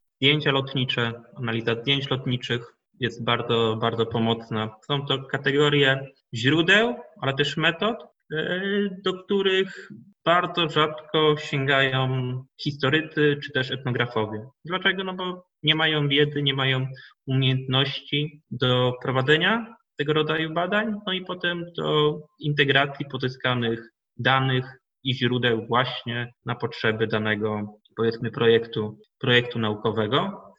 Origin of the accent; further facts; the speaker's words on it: Chojnice, Pomeranian Voivodeship, Poland; się urodziłem w Chojnikach, w Chojnikach się wychowałem